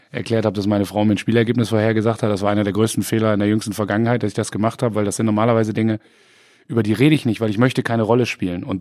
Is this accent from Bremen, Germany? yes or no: yes; Bremen, Germany; Aber im Bürgerpark trifft man sich als Bremer.